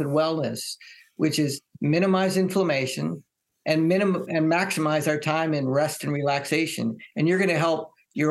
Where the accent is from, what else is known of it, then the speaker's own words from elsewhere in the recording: Hawaii, United States; I grew up in Hawaii